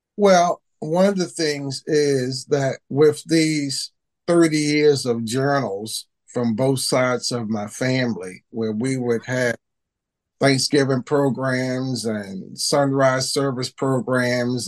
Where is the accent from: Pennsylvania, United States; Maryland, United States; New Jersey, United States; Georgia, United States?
Maryland, United States; Baltimore; growing up in Baltimore with the war on drugs, war on poverty.